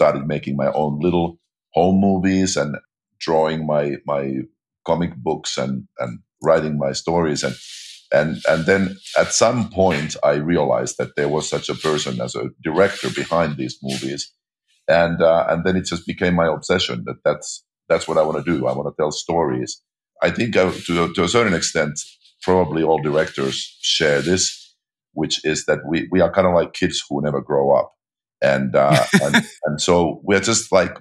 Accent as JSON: {"language": "English", "country": "Finland", "tie": "born or raised there", "moved": "yes", "said": "I grew up in Finland, population 5 million, minuscule movie industry"}